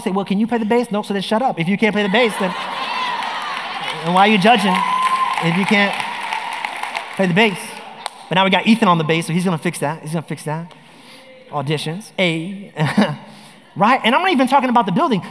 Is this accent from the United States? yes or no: yes; New York, United States; now in Orlando, United States; I grew up in New York